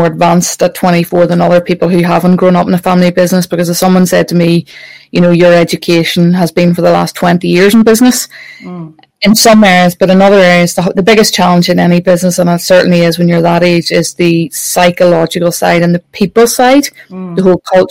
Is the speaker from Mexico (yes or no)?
no; Northern Ireland, United Kingdom; I grew up watching that in Northern Ireland